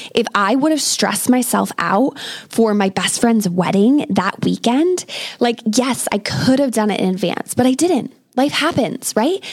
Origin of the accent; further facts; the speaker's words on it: United States; moved away as an adult; now in England, United Kingdom; I am an American expat living in England with my British husband